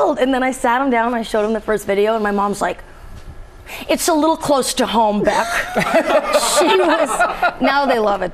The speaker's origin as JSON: {"language": "English", "town": "Portland", "region": "Oregon", "country": "United States", "tie": "born or raised there", "said": "grew up in Portland, Oregon."}